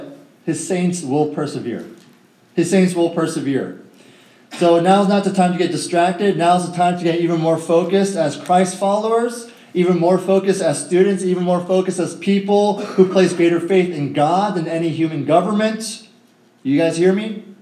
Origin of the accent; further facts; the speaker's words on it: Northern Virginia, United States; born and raised in Northern Virginia, I went to Mason High School